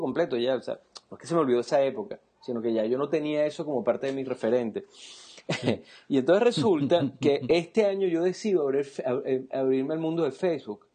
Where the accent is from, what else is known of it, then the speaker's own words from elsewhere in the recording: Venezuela; como venezolanos